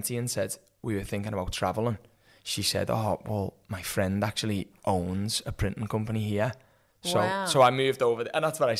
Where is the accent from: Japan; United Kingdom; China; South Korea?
United Kingdom; Liverpool, North West England; moved away as an adult; also born or lived in Perth, Australia; now in Sunshine Coast, Australia; So I'm from England, Liverpool. That's why I've got a bit of a different accent to everyone else from England. We moved to Australia first 11 years ago.